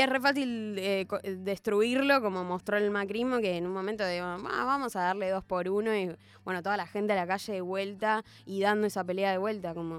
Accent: Argentina; moved away; yo soy del interior

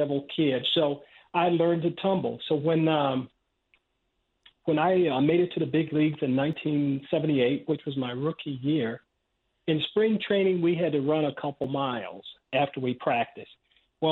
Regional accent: Los Angeles, California, United States; I grew up in South Central Los Angeles

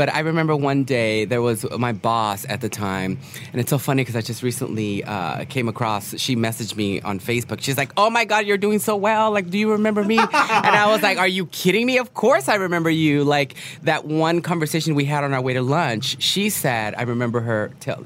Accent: Los Angeles, California, United States; also born or lived in New York; I grew up in East LA. We moved around a bit, so kind of all of LA here and there

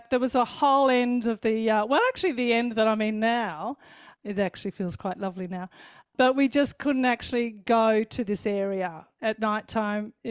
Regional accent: Victoria, Australia; I thought you needed an Australian voice.

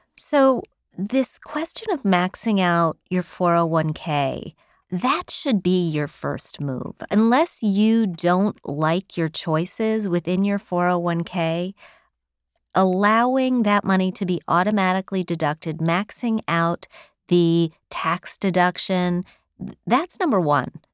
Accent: Wheeling, West Virginia, United States; moved away; I grew up in Wheeling, West Virginia

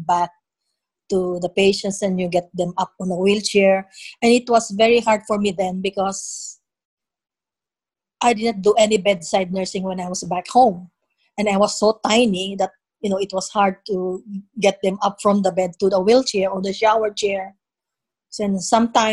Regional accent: Manila, Metro Manila, Philippines; moved away as an adult; now in Hercules, United States; I was born and raised in Manila, in the Philippines

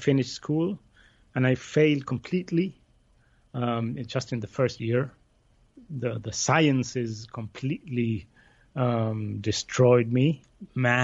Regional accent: Buenos Aires, Argentina; I grew up in Buenos Aires in Argentina

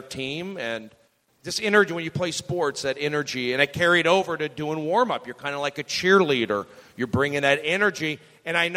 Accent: Los Angeles, California, United States; I'm from Los Angeles. I grew up there.

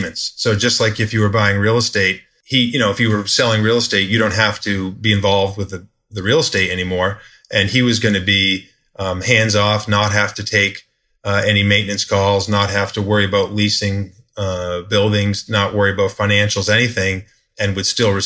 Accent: Maine, United States; moved away; also born or lived in South Florida; where I was born in Maine, but I hadn't been there since 2000.

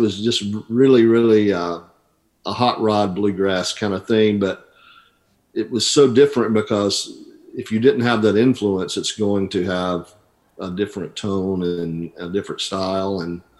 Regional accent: Rock Stand, Alabama, United States; I grew up in a little community called Rock Stand, Alabama, which is halfway between two other small towns, Roanoke and Wedowee, Alabama.

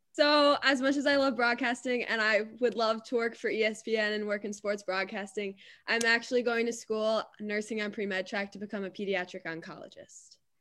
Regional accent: Grand Rapids, Michigan, United States; growing up in Grand Rapids

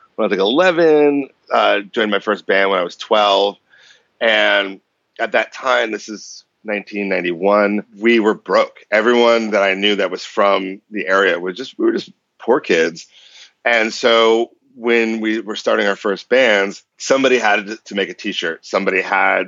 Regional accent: Boston, Massachusetts, United States; moved away as an adult; now in San Francisco Bay Area, United States; I grew up in Boston, in okay. and around Boston. And I moved to the Bay Area 11 years ago

